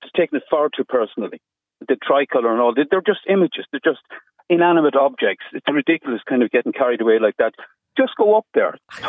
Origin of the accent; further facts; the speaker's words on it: Waterford, Munster, Ireland; I'm from Waterford City.